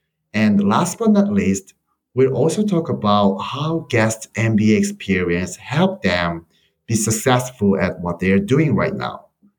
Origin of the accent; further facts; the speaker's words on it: South Korea; English is a second language; moved away as an adult; now in United States; from Korea.